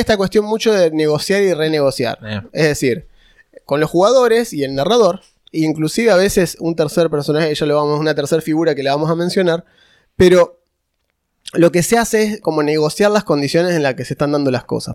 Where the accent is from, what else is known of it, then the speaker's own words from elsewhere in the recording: Córdoba, Argentina; yo soy de Córdoba. Es una provincia con un montón de gente dispersa, digamos